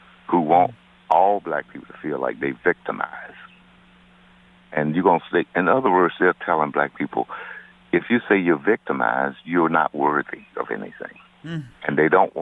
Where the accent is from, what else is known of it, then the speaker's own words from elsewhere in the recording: Deep South, United States; now in Connecticut, United States; I grew up in the Deep South